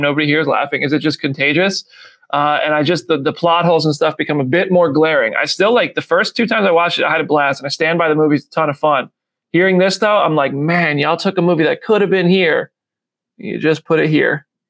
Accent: Freehold, New Jersey, United States; now in Nashville, United States; I grew up in Freehold

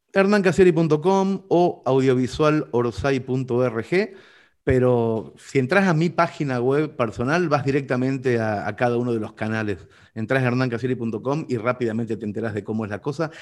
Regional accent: Mercedes, Soriano, Uruguay; mi ciudad natal, Mercedes

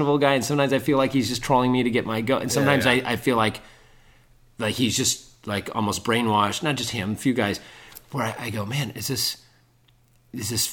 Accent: Bay Area, California, United States; I'm from the Bay Area.

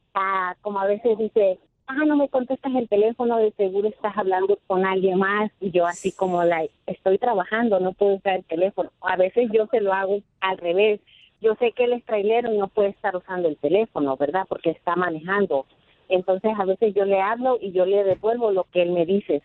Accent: Veracruz, Mexico; moved away; Yo soy mexicana.

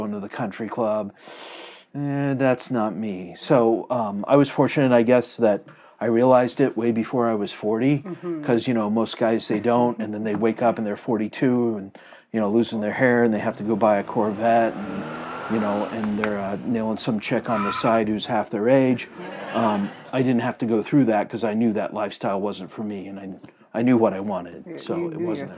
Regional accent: Indianapolis, Indiana, United States; now in Lafayette, United States; I'm from Indianapolis, west side of Indianapolis, a place called Lyndhurst

